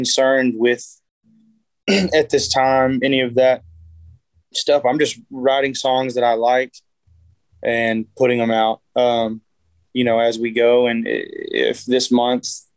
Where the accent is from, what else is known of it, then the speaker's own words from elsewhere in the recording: Edgewood, Texas, United States; I'm from Edgewood, which is probably maybe an hour and 15 minutes north of there